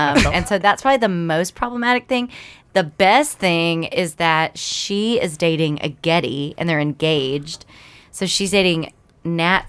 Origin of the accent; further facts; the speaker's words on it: Crockett, Texas, United States; I'm from Crockett, Texas